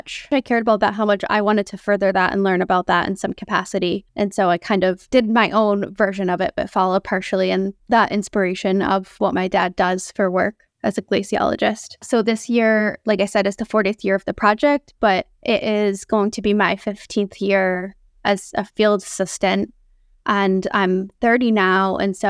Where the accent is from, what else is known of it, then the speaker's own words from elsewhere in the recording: Northeast, United States; I grew up in the Northeast, so I'd never seen that type of landscape or glaciers before.